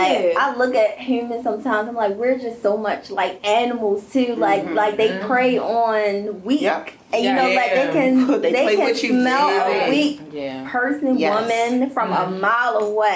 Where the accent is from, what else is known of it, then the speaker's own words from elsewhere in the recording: Maryland, United States; you from the county, but I moved into the county. I was in high school, but whatever. I'm from Evanston Village, but still, right.